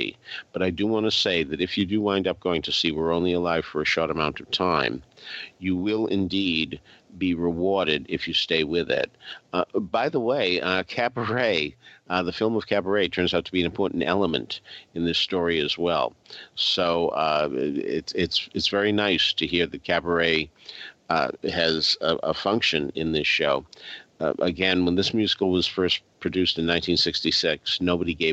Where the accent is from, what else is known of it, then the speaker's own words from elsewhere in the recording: Arlington, Massachusetts, United States; my hometown of Arlington, Massachusetts